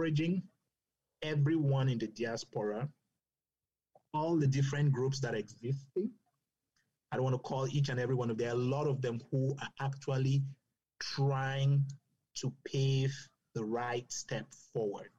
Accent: Cameroon; moved away; I grew up in Cameroon.

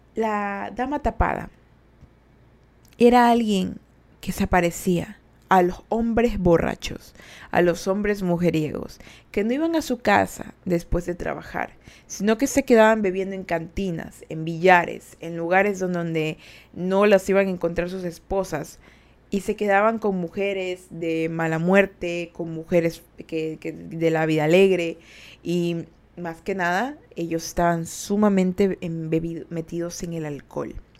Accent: Ecuador; yo sí soy de Ecuador

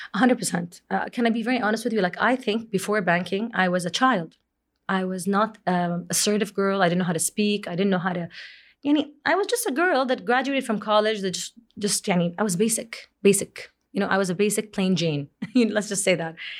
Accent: Jeddah, Makkah Province, Saudi Arabia; moved away as an adult; also born or lived in Kuwait / Boston; in February, I moved back to Jeddah from Kuwait after being there for almost six years

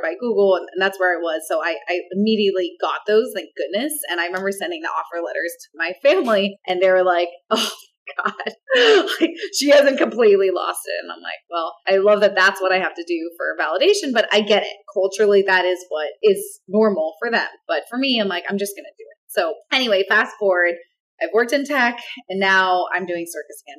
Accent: Orange County, California, United States; I grew up in Orange County.

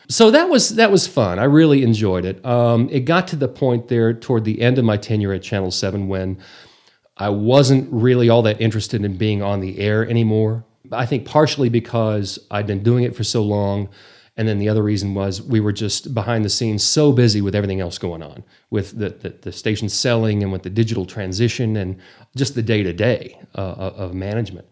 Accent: Borger, Texas, United States; also born or lived in Amarillo; born and raised, graduated from Borger High School

